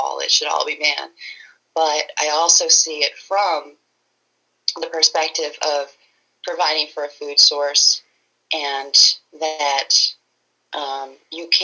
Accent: Pennsylvania, United States; also born or lived in Spokane, Washington; So I've lived in Pennsylvania for most of my life. I was born in Spokane, Washington, but I've lived here most of my life

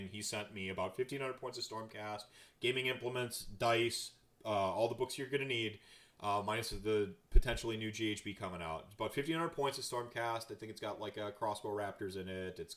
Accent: North Carolina, United States; also born or lived in Minnesota / Wisconsin / New York City; now in Milwaukee, United States; I was nomadic. Uh, you know, I grew up in North Carolina, Minnesota, Wisconsin, New York City, even for a spell.

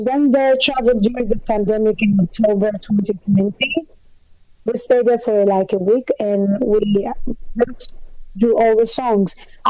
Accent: Greece; Because I was born in Greece, but my parents are Nigerians.

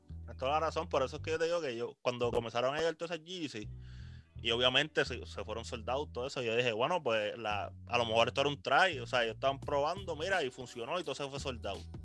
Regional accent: Puerto Rico; nosotros somos un mercado latino, estadounidense

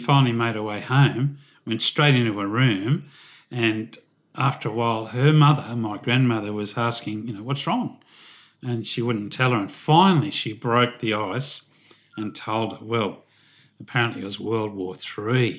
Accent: Newcastle, New South Wales, Australia; I was born in Newcastle, which is just north of Sydney.

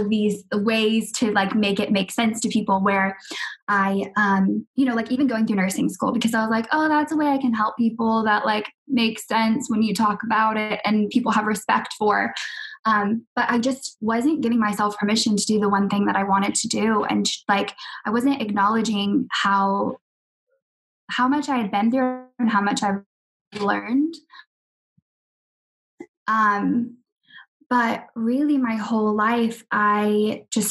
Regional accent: Jacksonville, Florida, United States; also born or lived in Australia; now in London, United Kingdom; I'm living in London right now. I've just moved after living in Australia for 3 years, but I'm from Jacksonville

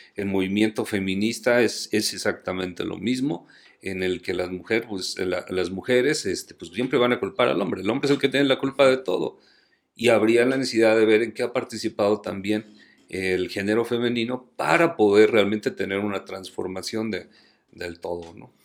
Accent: Mexico

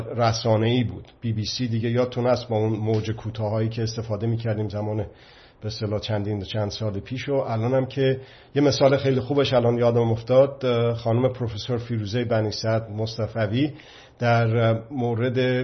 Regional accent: Iran; به عنوان یک مرد ایرانی

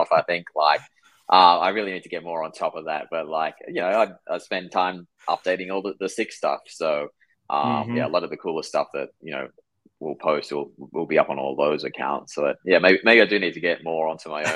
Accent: Perth, Western Australia, Australia; moved away as an adult; now in Tampa, United States; I'm from Perth, Australia. That's where most of my family is from.

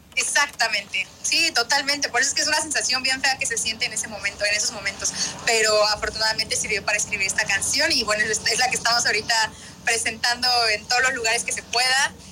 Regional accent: Tapachula, Chiapas, Mexico; moved away; Tapachula, mi tierra hermosa

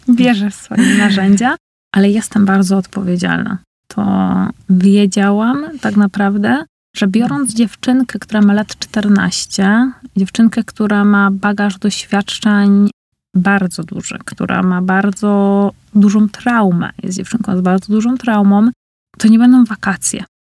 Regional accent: Uniejów, Łódź Voivodeship, Poland; also born or lived in Scotland; now in Łódź, Poland; w Uniejowie, gdzie jest moje rodzinne miasto

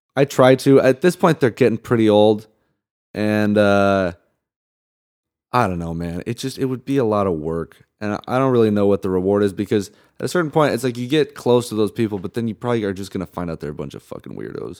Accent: Santa Barbara, California, United States; also born or lived in Salt Lake City, Utah / Michigan / Indiana / Palm Springs, California; I grew up in Santa Barbara

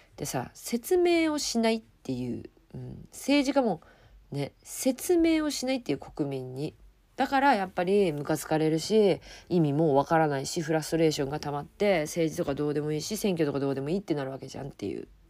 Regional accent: Japan; 自分の住む国だし、うん、生まれ育った国でもあります

